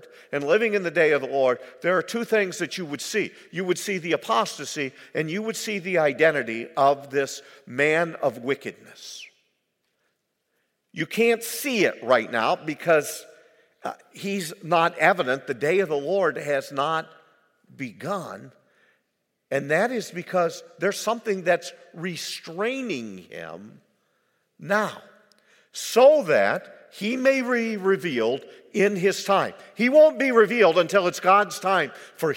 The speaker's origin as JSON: {"language": "English", "country": "United States", "said": "as an American, I have in my life, soon to be 70 years old"}